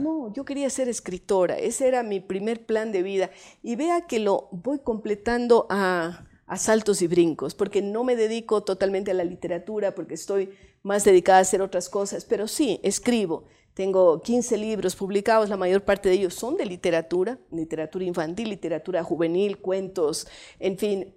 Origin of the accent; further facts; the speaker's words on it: Cuenca, Azuay, Ecuador; also born or lived in Bogotá, Colombia; yo nací en Cuenca